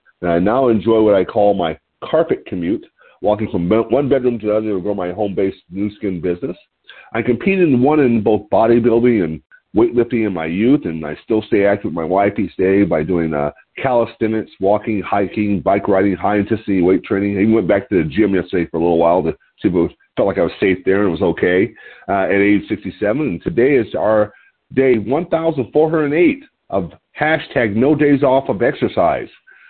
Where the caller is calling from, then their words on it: Lompoc, California, United States; I'm your host. I'm calling in from Lompoc, California, which sits 54 miles north of Santa Barbara on California's beautiful central coast.